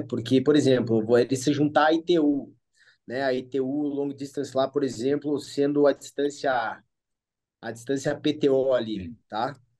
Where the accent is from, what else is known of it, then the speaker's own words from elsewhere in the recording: Brazil; eu sou brasileiro